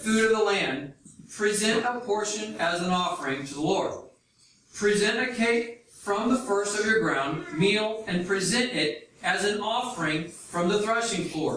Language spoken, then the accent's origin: English; United States; I'm from the United States